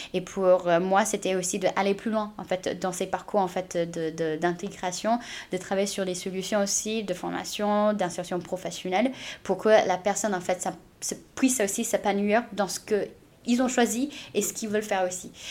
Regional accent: United States; French is a second language; also born or lived in China; now in France; je suis née en Chine et j'ai grandi aux États-Unis.

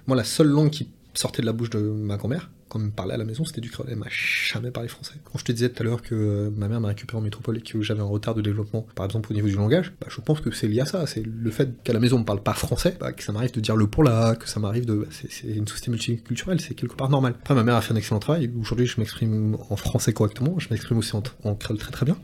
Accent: French Guiana; chez nous en Guyane

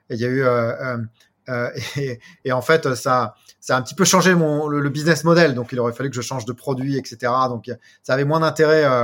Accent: Brittany, France; moved away as an adult; also born or lived in United States / Asia; Alors moi je suis donc je suis effectivement français, je suis breton d'origine.

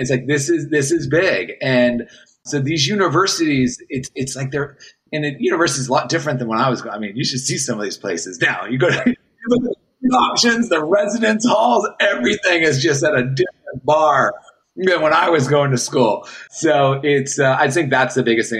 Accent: Boston, Massachusetts, United States; moved away as an adult; also born or lived in Jacksonville, Florida; I'm coming from Boston to a small little town, not town, but it's a city, but down in Jacksonville, Florida

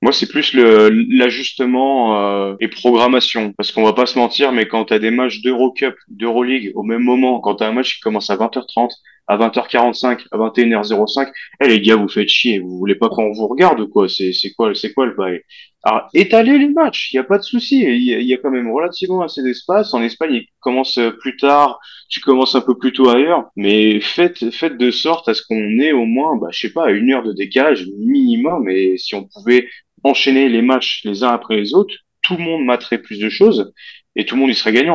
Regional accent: France

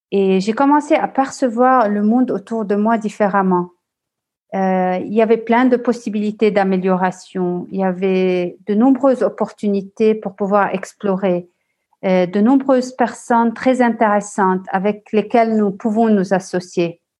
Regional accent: Lebanon; also born or lived in France / Australia / Dubai / Vancouver; je suis originaire du Liban et j'ai un peu d'italien en moi du côté de ma mère.

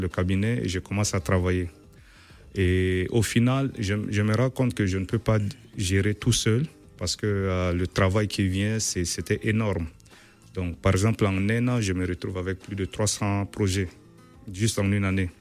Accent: Chad; moved away as an adult; also born or lived in Nigeria / Poland; now in Kraków, Poland; moi je suis né en Afrique

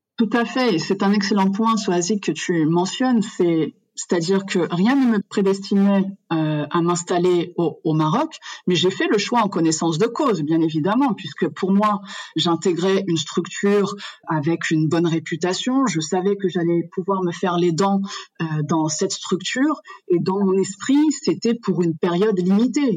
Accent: France; moved away as an adult; now in Morocco; Je suis née en France de parents marocains qui ont immigré en, en France. Donc j'ai grandi, j'ai fait toutes mes études euh, en France

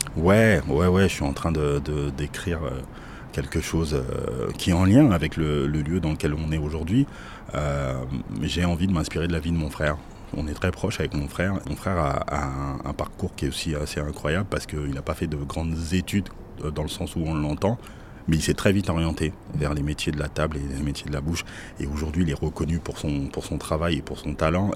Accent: Paris, Île-de-France, France; je suis parisien, donc euh, je suis un amoureux de Paris

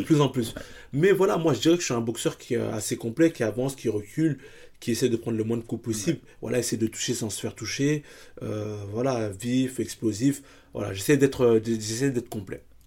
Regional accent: Paris, Île-de-France, France; je suis hyper attaché à, à là où je viens, à le, le public qui me, qui me porte aussi, parce que moi aujourd'hui dans le 19e arrondissement

